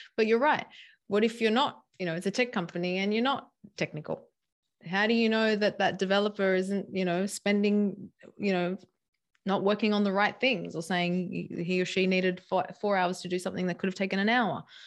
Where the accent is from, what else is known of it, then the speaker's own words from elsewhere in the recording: Sydney, New South Wales, Australia; also born or lived in San Diego; we came to, back to my hometown, Sydney